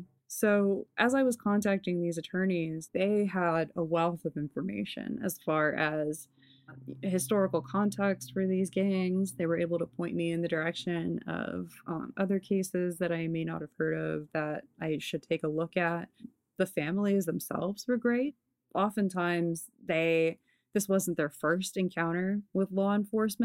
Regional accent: Los Angeles, California, United States; I grew up here in Los Angeles

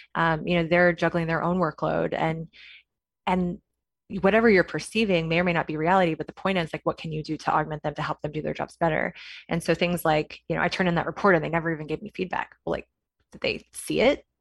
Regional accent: Kansas, United States; moved away as an adult; now in San Francisco, United States; I am from Kansas, went to Kansas State University, so I'm a Wildcat through and through

